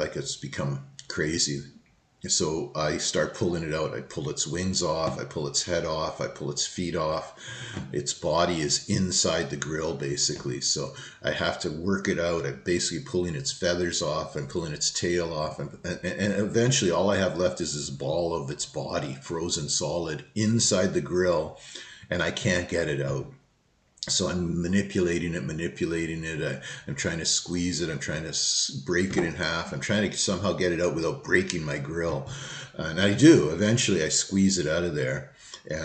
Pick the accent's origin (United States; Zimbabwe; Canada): Canada; also born or lived in Southern Ontario; I am a Canadian citizen. I have never broken the law. I do not have a criminal record. I'm an outstanding citizen of this country, and I have been for 62 and a half years.